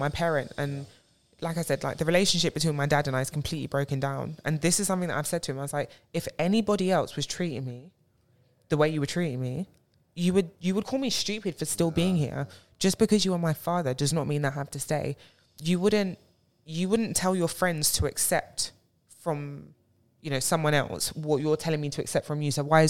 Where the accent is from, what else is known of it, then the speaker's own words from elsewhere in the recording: Nigeria; first of all, I'm a Nigerian babe.